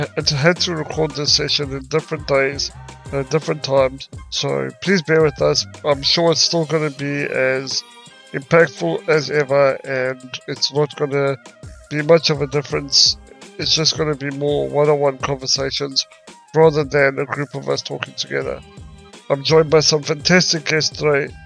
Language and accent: English; South Africa; now in United Kingdom; I'm originally from South Africa, and the medical system is not as ahead as what it is here in the UK